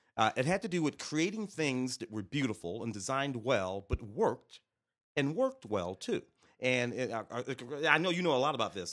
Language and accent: English; St. Louis, Missouri, United States; I'm from Saint Louis